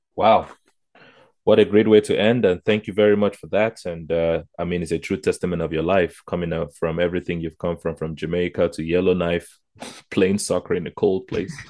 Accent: Nigeria; now in Canada; I'm from Nigeria originally

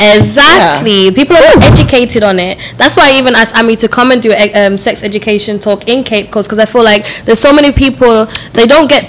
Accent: Jamaica; now in United Kingdom; I'm Jamaican, and I actually live in the UK

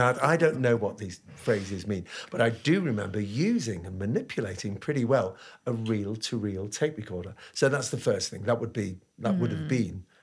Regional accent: England, United Kingdom; I'm English, I'm from the UK, and we live in London

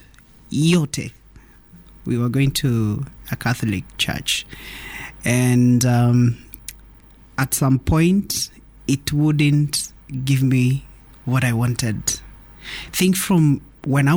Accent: Nairobi, Kenya; also born or lived in Naivasha, Kenya; I'm born in Nairobi, raised partially in Nairobi and partially in Naivasha

